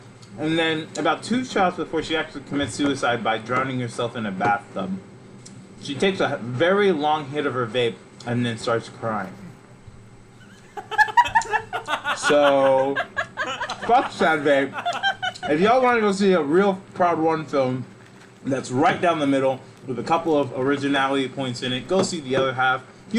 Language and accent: English; Georgia, United States; North Georgia.